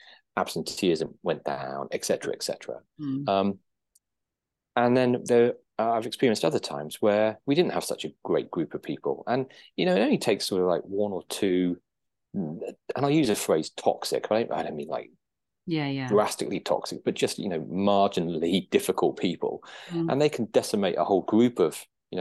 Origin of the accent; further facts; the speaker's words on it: Guernsey; moved away as an adult; also born or lived in United Kingdom; Guernsey boy, but born and brought up in Guernsey, spent my 20s living in the UK.